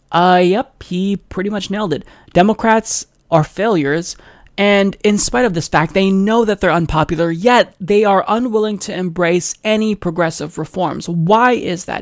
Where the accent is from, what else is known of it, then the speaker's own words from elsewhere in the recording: United States; as an American citizen